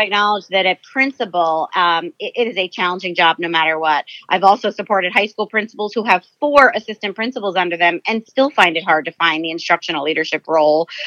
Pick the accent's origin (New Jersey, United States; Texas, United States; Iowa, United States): New Jersey, United States; moved away as an adult; also born or lived in Virginia; now in California, United States; I was born and raised in New Jersey